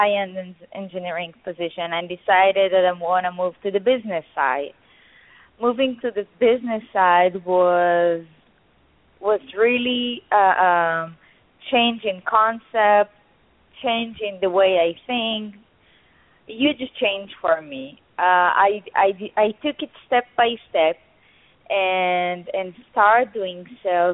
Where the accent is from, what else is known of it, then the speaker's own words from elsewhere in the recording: Israel; I'm an Israeli. I grew up in Israel.